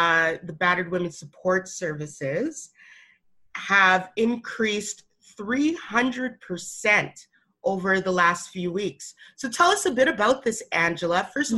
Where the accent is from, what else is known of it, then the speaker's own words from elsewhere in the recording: Alberta, Canada; Yo, I'm from Alberta, so I get it, okay?